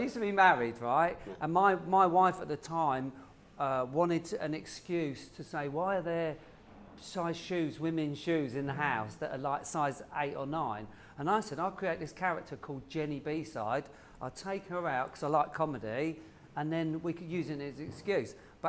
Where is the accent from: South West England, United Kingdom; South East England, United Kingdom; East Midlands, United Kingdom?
South East England, United Kingdom; Woking; I'm from Woking, which is below London. Yeah. I talk like this because I made this voice up. Again, I grew up on the council estate and it was all boys.